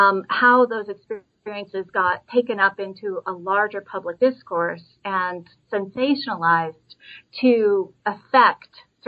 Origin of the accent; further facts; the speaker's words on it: Portland, Oregon, United States; but notably it began in my hometown of Portland, Oregon